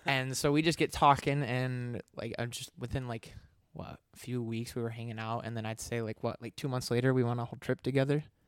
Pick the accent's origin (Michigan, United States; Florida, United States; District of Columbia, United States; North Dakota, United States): Michigan, United States; moved away; I moved across the country. I'm from Michigan